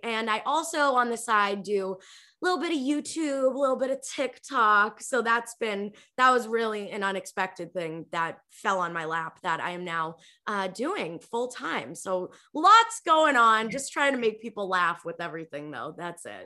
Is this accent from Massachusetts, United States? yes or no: yes; Revere, Massachusetts, United States; moved away as an adult; also born or lived in California; I grew up in Revere, Massachusetts. It's like a city five to ten minutes outside of Boston.